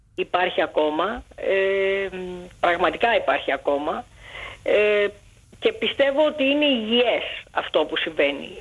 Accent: Athens, Attica, Greece; born or raised there; also born or lived in Alexandria, Egypt

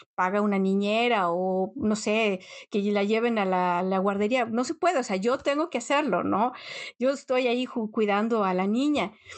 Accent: Mexico; moved away as an adult; now in Netherlands; llevas más tiempo en un país extranjero que en el país donde naciste, o sea, es algo que yo no me lo creo. Pero bueno, definitivamente soy mexicana

